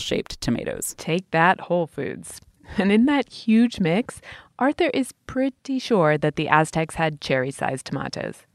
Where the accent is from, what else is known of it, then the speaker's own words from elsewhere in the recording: England, United Kingdom; When I was a little kid growing up in England